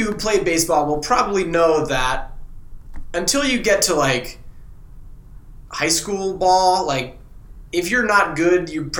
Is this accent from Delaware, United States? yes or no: yes; Wilmington, Delaware, United States; moved away; so I grew up in Wilmington, Delaware, probably half an hour or so south of Philadelphia.